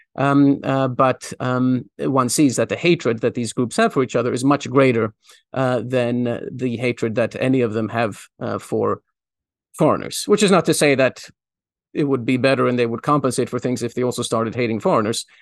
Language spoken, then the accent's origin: English; Sweden; moved away; I, I grew up in Sweden. Um, my, most of my school years were spent in Sweden